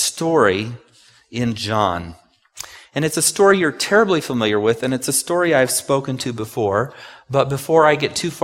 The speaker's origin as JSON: {"language": "English", "town": "Takoma Park", "region": "Maryland", "country": "United States", "tie": "born or raised there", "said": "I was born in Tacoma Park"}